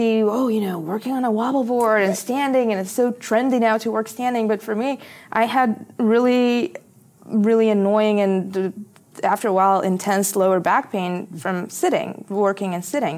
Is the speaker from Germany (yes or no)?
no; Bulgaria; moved away as an adult; also born or lived in Philadelphia, United States; I was coming from Bulgaria, you know, into this very privileged school